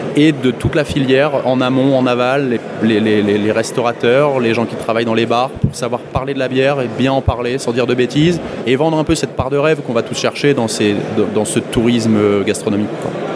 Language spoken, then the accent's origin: French; Lille, Hauts-de-France, France; je suis de Lille